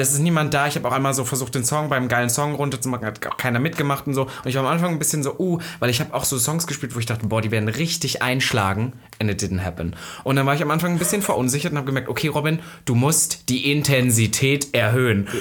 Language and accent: German; Halle, Saxony-Anhalt, Germany; moved away; wo ich herkomme, in Halle